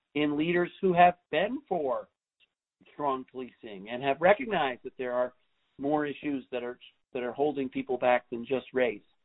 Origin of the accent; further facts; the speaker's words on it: New York City, New York, United States; when I grew up in New York City in the 70s